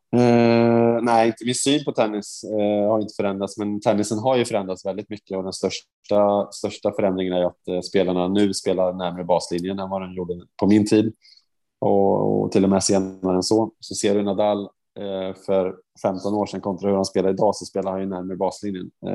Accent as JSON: {"language": "Swedish", "country": "Sweden", "said": "som svensk före detta liksom spelare"}